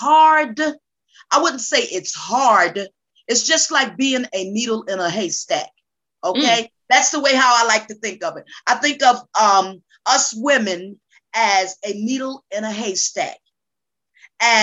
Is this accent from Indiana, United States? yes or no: no; Newark, New Jersey, United States; now in Georgia, United States; I am originally from Newark, New Jersey, relocated to the state of Georgia. I'm a Jersey girl in a Georgia world.